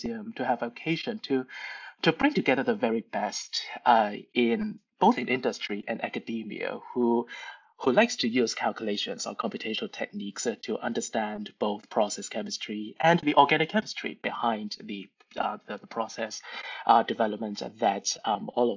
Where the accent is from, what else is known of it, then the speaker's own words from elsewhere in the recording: Hong Kong; moved away; I'm originally from Hong Kong